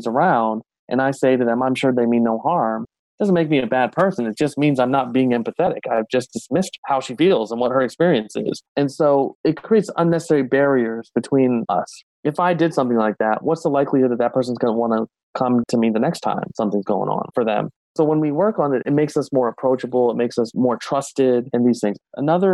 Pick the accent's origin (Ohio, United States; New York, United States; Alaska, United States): Ohio, United States; moved away; I'm from Ohio originally